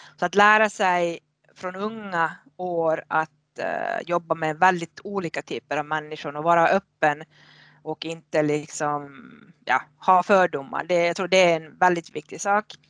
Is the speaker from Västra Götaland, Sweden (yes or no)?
no; Haparanda, Norrbotten County, Sweden; moved away as an adult; now in Finland; född och uppvuxen i Haparanda på svenska sidan